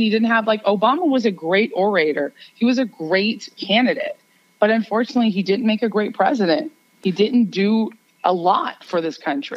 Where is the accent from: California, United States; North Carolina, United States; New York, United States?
New York, United States; I am a New Yorker